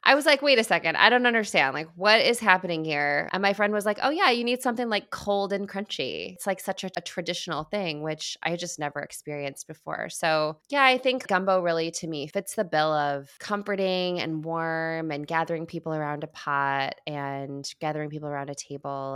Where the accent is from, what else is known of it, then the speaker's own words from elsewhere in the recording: Midwest, United States; growing up in the Midwest